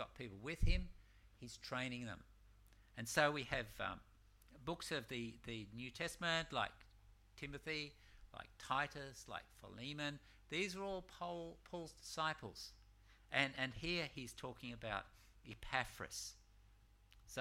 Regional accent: Malaysia; I'm from Malaysia

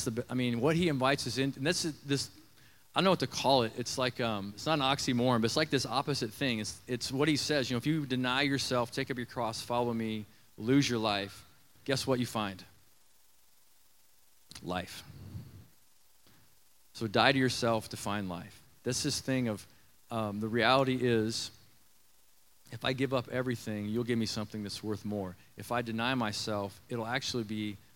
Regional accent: Nebraska, United States; I grew up in Nebraska around some limestone mines, quarries

